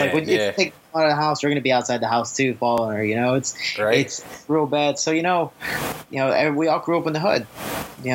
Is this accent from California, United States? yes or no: no; Chicago, Illinois, United States; I was growing up deep in Chicago